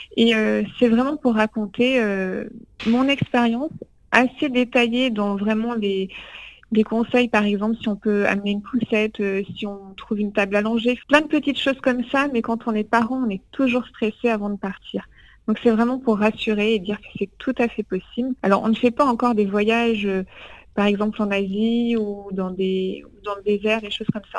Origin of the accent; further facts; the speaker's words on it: France; en tant que Français